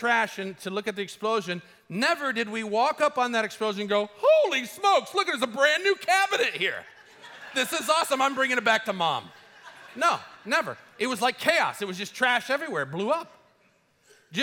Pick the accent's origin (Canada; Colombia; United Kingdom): Colombia; moved away; I grew up in Colombia